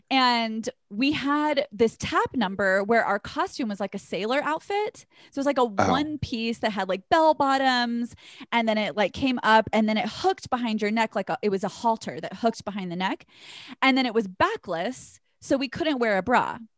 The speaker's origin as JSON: {"language": "English", "region": "the South", "country": "United States", "said": "I'm from the South, so I give you permission."}